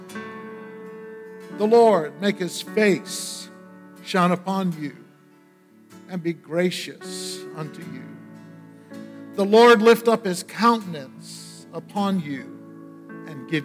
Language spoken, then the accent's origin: English; Maine, United States; We didn't have any money when we were growing up in Maine